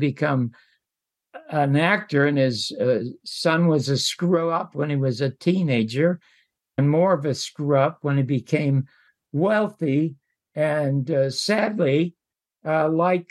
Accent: Toronto, Ontario, Canada; moved away as an adult; also born or lived in Las Vegas; now in United States; I was born in the Salvation Army Charity Ward in Toronto, Canada, to two parents

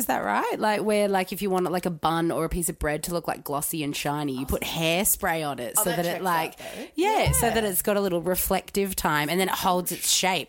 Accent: Queensland, Australia; I'm from Queensland.

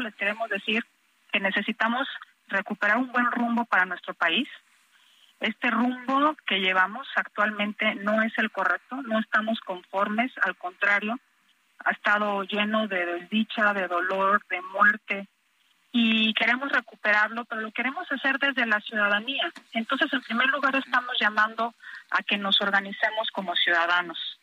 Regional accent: Mexico; somos todos los mexicanos

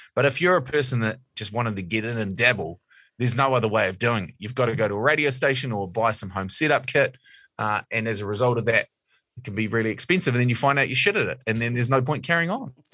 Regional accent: Mount Maunganui, Bay of Plenty, New Zealand; I'm from Mount Maunganui

